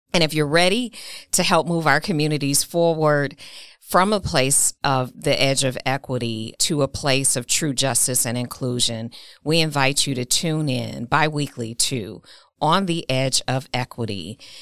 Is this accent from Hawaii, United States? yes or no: no; Milwaukee, Wisconsin, United States; Milwaukee is my hometown, it's my city